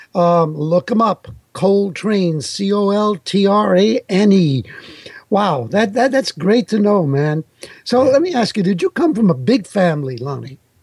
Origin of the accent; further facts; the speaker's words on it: New York, United States; first language Italian; English is a second language; my parents were from Italy and they spoke Italian to me. So my first language was Italian. Yes. But uh, when I started going to school in, in New York